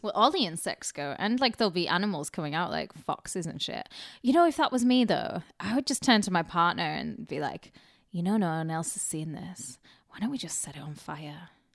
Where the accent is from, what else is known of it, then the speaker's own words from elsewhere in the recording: Carlisle, North West England, United Kingdom; moved away; my hometown, Carlisle